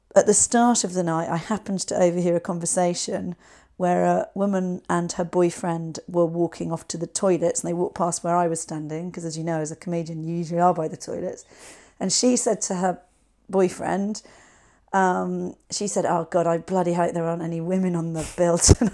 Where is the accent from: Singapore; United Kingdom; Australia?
United Kingdom; West Country, South West England; we're both from the West Country